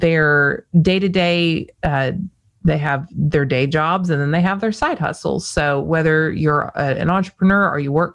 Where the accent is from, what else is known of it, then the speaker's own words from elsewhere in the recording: Las Vegas, Nevada, United States; I was born in Las Vegas